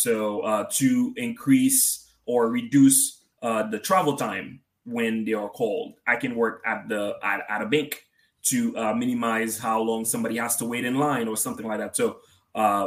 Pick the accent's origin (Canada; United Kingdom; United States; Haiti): Haiti; moved away; being from a country in the Caribbean, Haiti, to be more precise.